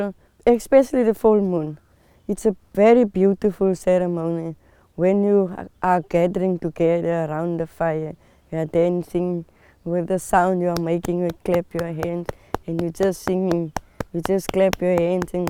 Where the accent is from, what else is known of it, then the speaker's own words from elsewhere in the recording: Citrusdal, Western Cape, South Africa; I'm from Citrusdal. I'm here now at Cedar Kloof